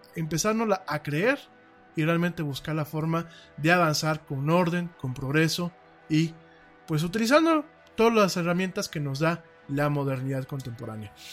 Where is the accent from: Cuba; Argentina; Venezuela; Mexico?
Mexico; lo digo como mexicano, primero lo digo como mexicano